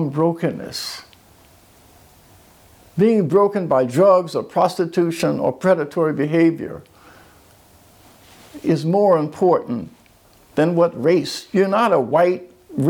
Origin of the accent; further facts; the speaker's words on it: Philadelphia, Pennsylvania, United States; in my hometown of Philadelphia, Pennsylvania